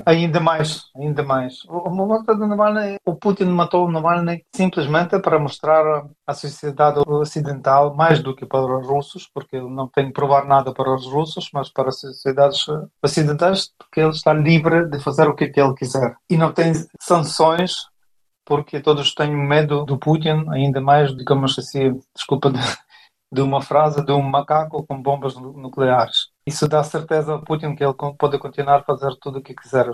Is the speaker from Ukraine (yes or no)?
yes; Ukraine; now in Portugal; como ucranianos